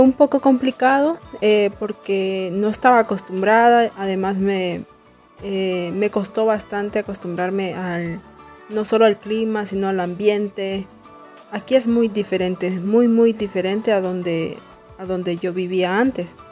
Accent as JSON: {"language": "Spanish", "town": "San Pedro Sula", "region": "Cortés", "country": "Honduras", "moved": "yes", "lives_now": "La Esperanza, Honduras", "said": "yo soy de San Pedro Sula y yo me vine en el 2014 para aquí en la esperanza"}